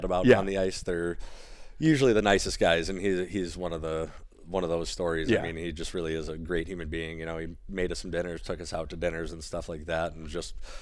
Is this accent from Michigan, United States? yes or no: yes; Detroit, Michigan, United States; I'm from Detroit